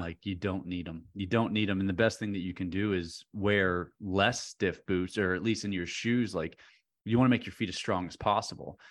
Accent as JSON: {"language": "English", "region": "central Pennsylvania", "country": "United States", "moved": "yes", "lives_now": "Northern Virginia, United States", "said": "central Pennsylvania where I'm from"}